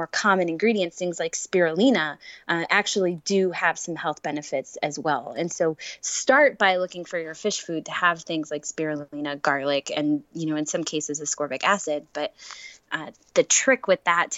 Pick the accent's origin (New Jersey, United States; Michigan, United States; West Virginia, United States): New Jersey, United States; I'm from New Jersey